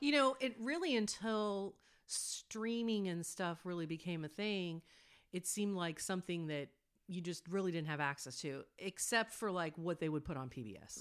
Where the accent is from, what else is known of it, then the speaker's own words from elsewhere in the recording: United States; as an American